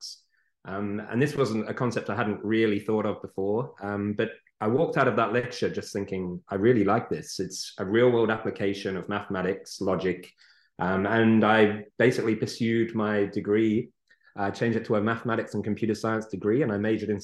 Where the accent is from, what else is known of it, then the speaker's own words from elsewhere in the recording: England, United Kingdom; moved away; I was born in England and grew up there. And then I came here